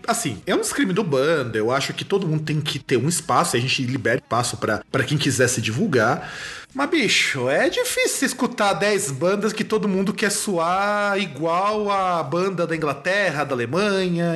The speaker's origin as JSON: {"language": "Portuguese", "region": "Rio Grande do Sul", "country": "Brazil", "said": "lá da minha terra, lá do Rio Grande do Sul"}